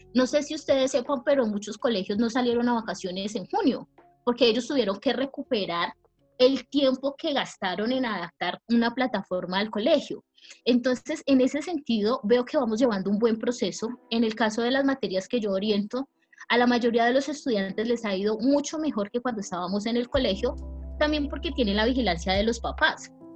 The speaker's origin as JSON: {"language": "Spanish", "region": "Pacific region", "country": "Colombia", "said": "vengo de una región de Colombia que es el Pacífico colombiano"}